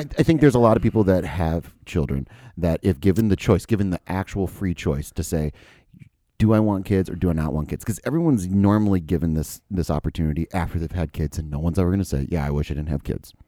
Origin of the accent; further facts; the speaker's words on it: United States; as an American